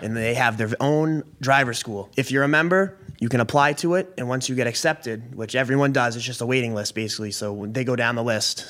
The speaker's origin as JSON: {"language": "English", "town": "Billerica", "region": "Massachusetts", "country": "United States", "tie": "born or raised there", "also_born_or_lived": "Maine", "said": "I was born and raised in Billerica, Mass"}